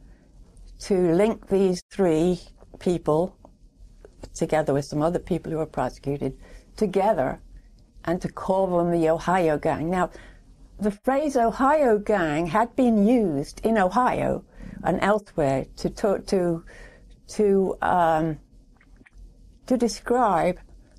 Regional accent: England, United Kingdom; moved away as an adult; now in United States; I'm an immigrant from England. I grew up in England, went to school in England.

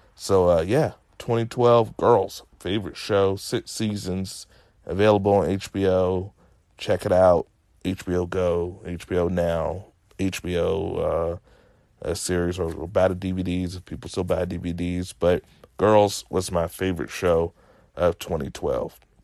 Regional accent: Virginia, United States; I'm as southern as can be, born and raised in Virginia

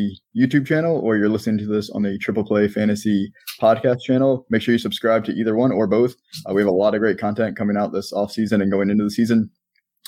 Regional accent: Maryland, United States; now in Florida, United States; I'm from Maryland. I live down in Florida

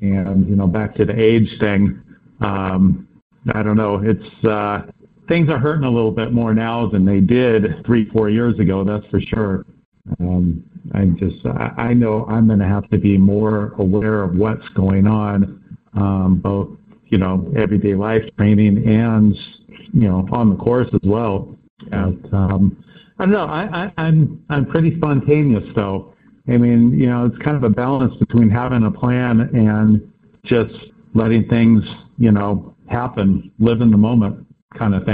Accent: Santa Cruz, California, United States; I grew up in Santa Cruz

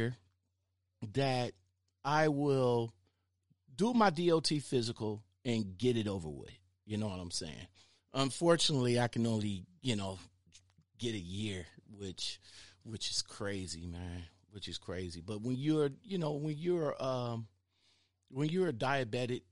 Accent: Cleveland, Ohio, United States; I'm in the Glenville neighborhood

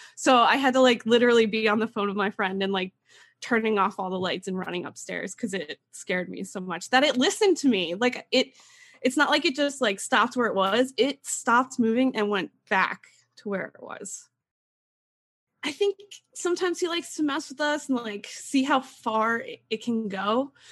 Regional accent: East Stroudsburg, Pennsylvania, United States; I am from East Stroudsburg, Pennsylvania, and I grew up in a haunted house.

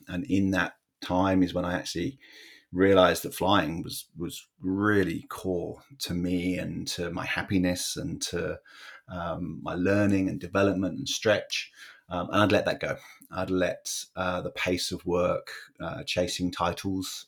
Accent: Bedford, East of England, United Kingdom; where I grew up in England, uh, it was a town called Bedford

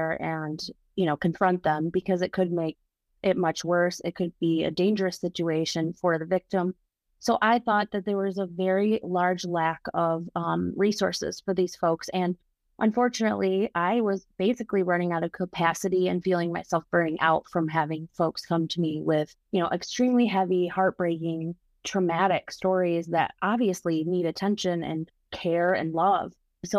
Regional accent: Grand Rapids, Michigan, United States; I'm actually from Grand Rapids as well, and I've been in bands for many years. My first band in Grand Rapids was called … with all white males.

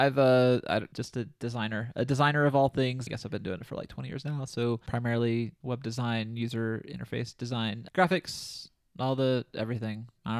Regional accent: Carbondale, Illinois, United States; my favorite kind of pizza is Quattro's deep pan pizza in my hometown of Carbonell, Illinois.

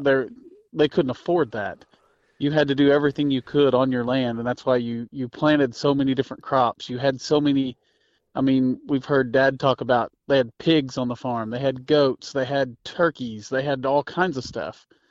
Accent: Missouri, United States; I'm from Missouri

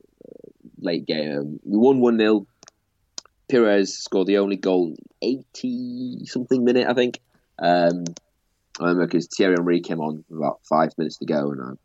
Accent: southern Sweden, Sweden; I grew up in Sweden. I moved to Sweden when I was 3 years old. The cold, wet south of Sweden

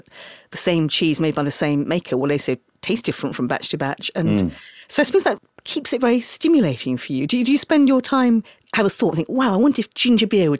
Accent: London, United Kingdom; also born or lived in York; as a Londoner

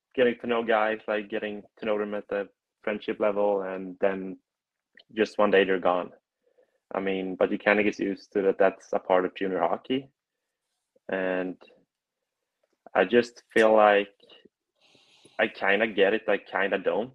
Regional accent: Gothenburg, Västra Götaland, Sweden; moved away as an adult; also born or lived in Pueblo, Colorado; now in Chicago, United States; I'm from Gothenburg, Sweden

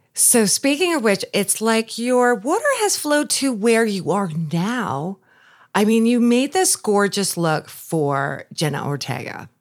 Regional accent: Long Island, New York, United States; moved away; I grew up on Long Island. I'm a New Yorker

